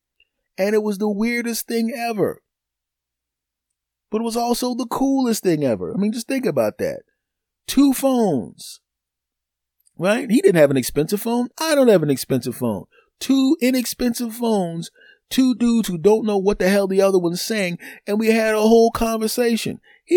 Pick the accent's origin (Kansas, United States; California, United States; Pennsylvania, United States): Pennsylvania, United States; Philadelphia; Yeah, I'm originally from Philadelphia. I'm living someplace else now, but yeah, I'm here visiting some family.